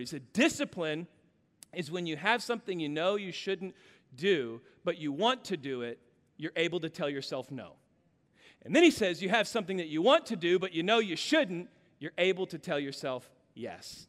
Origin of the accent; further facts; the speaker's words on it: Kansas, United States; I grew up in Kansas